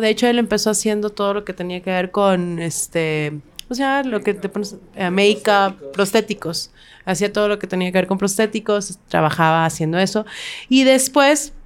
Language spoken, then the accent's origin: Spanish; Mexico